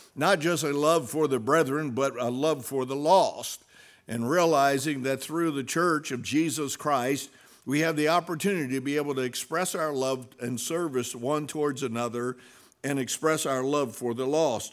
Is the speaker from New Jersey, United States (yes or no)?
yes; New Jersey, United States; we're from New Jersey